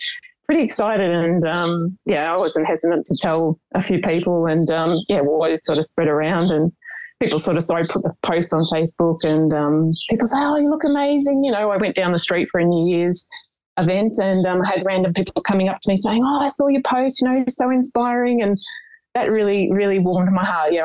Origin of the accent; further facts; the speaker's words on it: Melbourne, Victoria, Australia; now in Portland, Australia; I'm originally from Melbourne